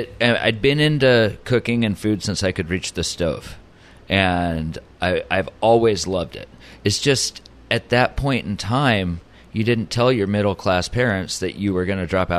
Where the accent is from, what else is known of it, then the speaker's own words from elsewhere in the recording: Oceanside, California, United States; also born or lived in England; I was born here in Oceanside, hospital right up the road, English parents